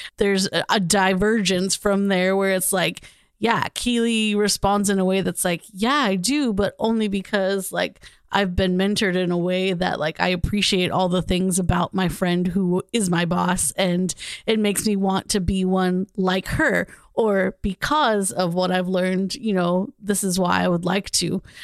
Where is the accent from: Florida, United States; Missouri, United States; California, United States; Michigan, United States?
California, United States; Southern; I grew up in Southern California